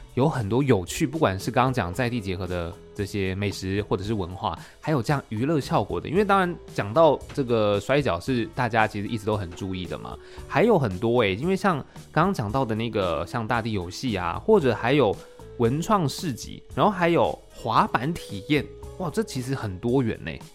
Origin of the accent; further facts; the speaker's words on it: Taichung, Taiwan; moved away; 我也是台中人